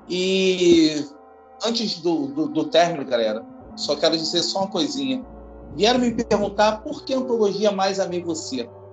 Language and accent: Portuguese; Rio de Janeiro, Brazil; Sou do Rio de Janeiro